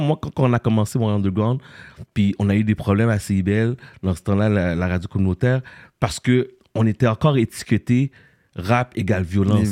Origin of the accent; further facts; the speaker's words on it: Montreal, Quebec, Canada; je suis né à Montréal-Nord